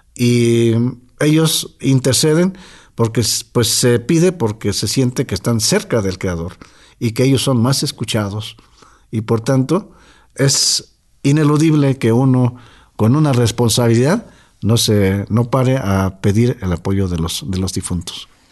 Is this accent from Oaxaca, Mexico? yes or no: yes; Totontepec Villa de Morelos, Oaxaca, Mexico; Nuestro pueblo se llama Totontepec